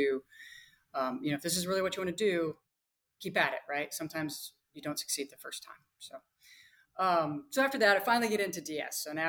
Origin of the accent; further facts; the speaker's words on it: Nebraska, United States; moved away as an adult; also born or lived in Zambia; I grew up in Nebraska